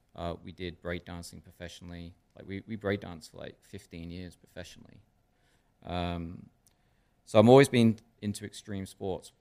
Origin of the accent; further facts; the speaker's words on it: Stamford, Connecticut, United States; I was raised in Darien and Stamford